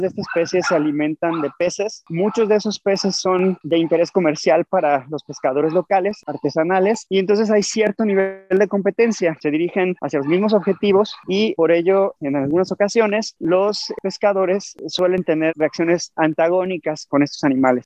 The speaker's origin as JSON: {"language": "Spanish", "region": "Veracruz", "country": "Mexico", "tie": "born or raised there", "also_born_or_lived": "Ensenada, Baja California", "moved": "as an adult", "said": "finalmente regresé a Veracruz, a mi tierra"}